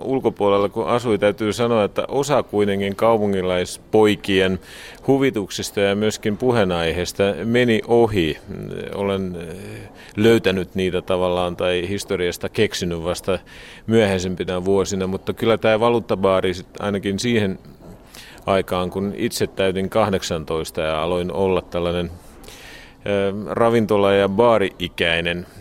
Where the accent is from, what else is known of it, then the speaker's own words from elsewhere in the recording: Harku, Harju County, Estonia; Finnish is a second language; moved away as an adult; also born or lived in Koski, Finland / Kouvola, Finland; now in Tallinn, Estonia; enpä ole tallinnalainen, että olen Harkusta. Ja itse asiassa en ole asunut varsinaisesti ja virallisesti ollut Tallinnassa